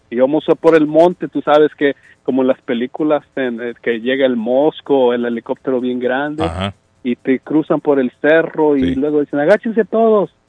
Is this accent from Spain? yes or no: no; Mexico; yo soy mexicano.